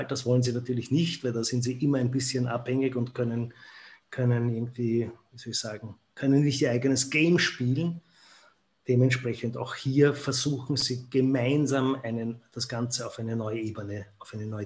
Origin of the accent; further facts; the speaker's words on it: Austria; ich, wie man hört, bin ja aus Österreich